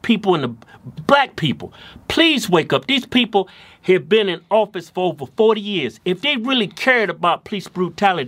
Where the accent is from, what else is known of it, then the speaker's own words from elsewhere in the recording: United States; I'm an American